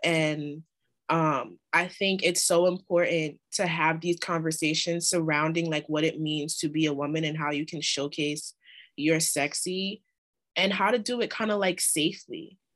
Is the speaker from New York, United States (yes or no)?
yes; New York, United States; I'm from New York